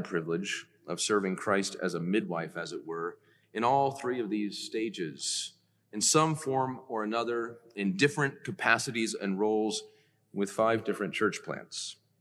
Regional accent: Decatur, Georgia, United States; I was born in Decatur, Georgia

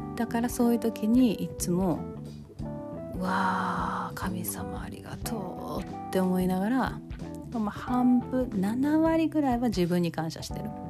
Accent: Kansai, Japan; accent: Kansai-ben

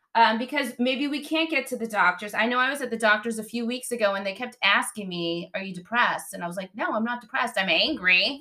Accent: Boston, Massachusetts, United States; growing up in Boston

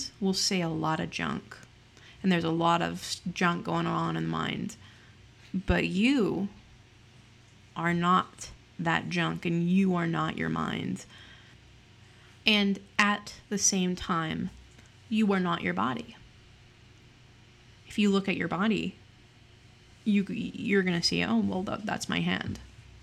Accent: Utah, United States; I am from Utah. Utah is known for its very heavily religious aspect, and I grew up in the church aforementioned

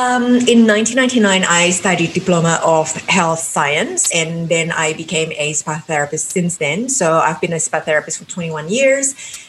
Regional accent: Jakarta, Indonesia; English is a second language; I came from Jakarta, which is in the island of Java, Indonesia.

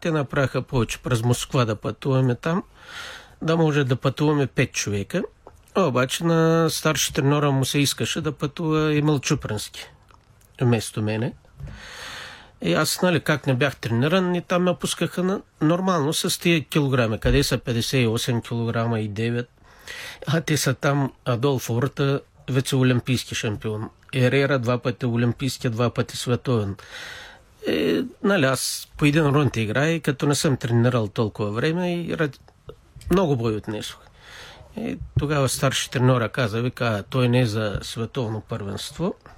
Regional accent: Rakovski, Plovdiv Province, Bulgaria; роден съм в град Раковски, 1960 година.

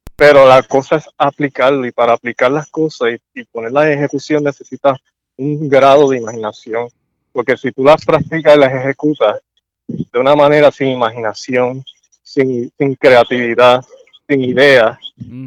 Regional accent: Puerto Rico; yo también soy puertorriqueño

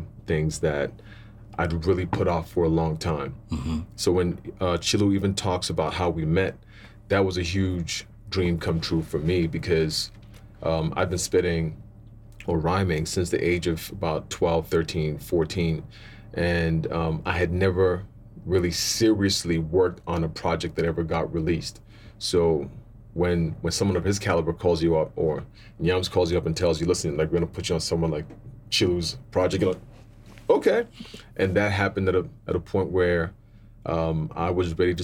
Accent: Cape Coast, Central Region, Ghana; now in South Africa; born in Ghana, Cape Coast, to two Ghanaian parents

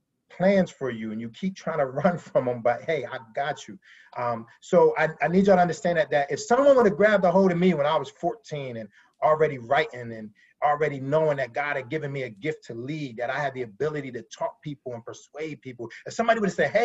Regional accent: Pennsylvania, United States; moved away; also born or lived in DMV (DC-Maryland-Virginia area); I'm from Pennsylvania originally

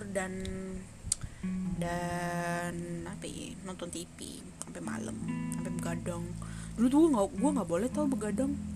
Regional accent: Tangerang, Banten, Indonesia; gue warga Tangerang asli nih kecil di Tangerang gede di Tangerang main di Tangerang gitu

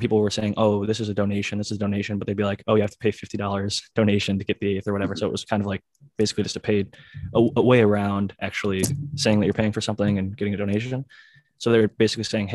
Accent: Ohio, United States; I'm from Ohio, and all my buddies in college just called me …

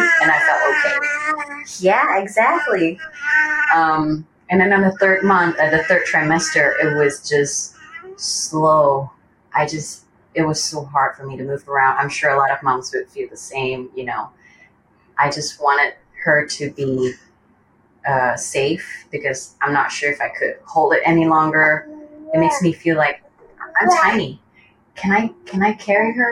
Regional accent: Malaysia; moved away as an adult; now in Kanagawa, Japan; I'm born and raised in Malaysia. Currently, I'm living in Japan with my husband, who's Japanese.

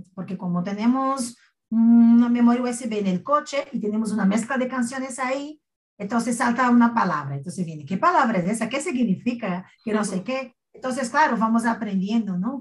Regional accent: Northeast Region, Brazil; accent: nordestino; first language Portuguese; Spanish is a second language; moved away as an adult; now in Spain; yo soy de una región llamada nordeste de Brasil y tenemos un acento, una forma de hablar

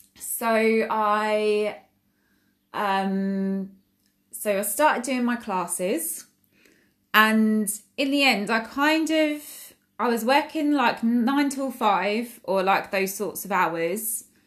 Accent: Essex, East of England, United Kingdom; I'm from Essex in, um, England, which is in the U K

